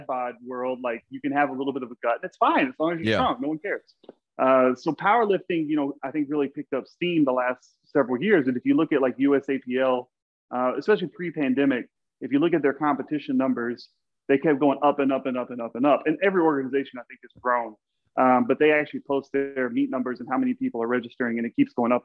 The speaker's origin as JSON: {"language": "English", "region": "Texas", "country": "United States", "said": "I'm from Texas, and there was a town like 10 miles from me."}